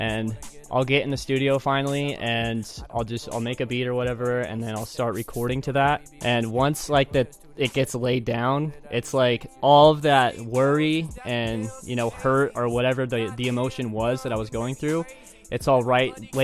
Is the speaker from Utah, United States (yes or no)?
yes; Ogden, Utah, United States; I was born and raised in Ogden, Utah.